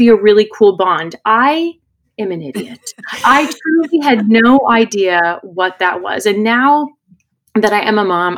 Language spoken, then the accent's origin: English; California, United States; growing up in California